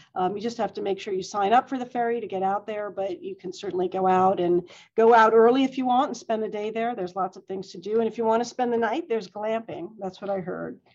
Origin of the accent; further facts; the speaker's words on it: New York, United States; I grew up in New York